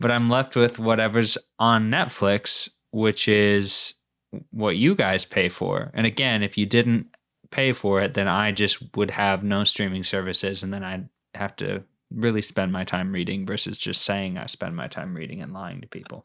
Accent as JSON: {"language": "English", "region": "Minnesota", "country": "United States", "tie": "born or raised there", "moved": "as an adult", "lives_now": "New England, United States", "said": "we grew up in Minnesota, but we weren't really a big winter sports family"}